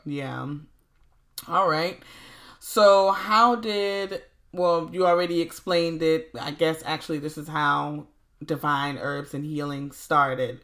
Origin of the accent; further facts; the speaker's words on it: Low Country, Hilton Head Island, Beaufort, South Carolina, United States; here in my hometown of the Low Country, Hilton Head Island, Beaufort